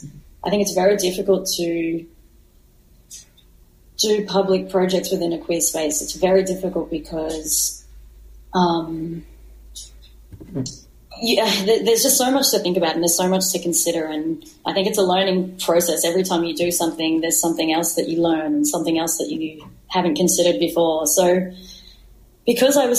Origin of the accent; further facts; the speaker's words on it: Australia; growing up in Australia and having my younger queer years in Australia